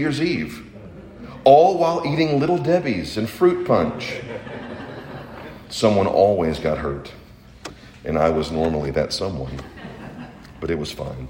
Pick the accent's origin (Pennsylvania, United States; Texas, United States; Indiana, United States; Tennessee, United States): Tennessee, United States; Chattanooga; I grew up in Chattanooga